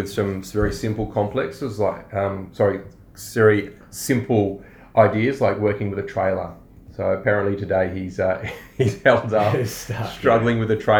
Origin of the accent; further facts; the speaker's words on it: Australia; We're Aussie blokes